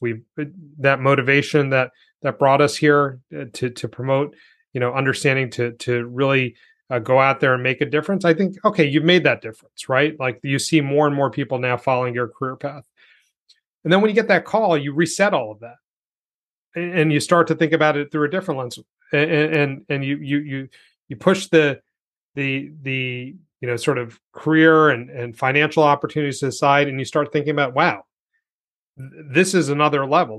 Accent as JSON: {"language": "English", "town": "New York City", "region": "New York", "country": "United States", "tie": "born or raised there", "said": "I was born here. Like, I'm an American"}